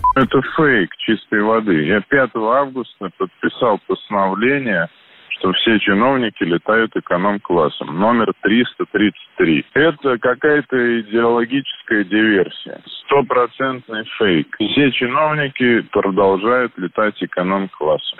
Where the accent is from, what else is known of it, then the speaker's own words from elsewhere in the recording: Khabarovsk, Khabarovsk Krai, Russia; я как хабаровчанин, Э, как человек, который не просто работает на радио «Комсомольская правда», но и живет в этом городе